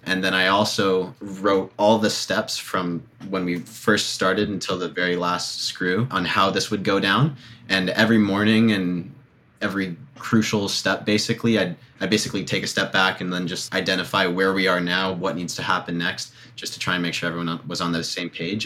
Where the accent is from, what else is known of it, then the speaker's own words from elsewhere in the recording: Toronto, Ontario, Canada; I'm from Toronto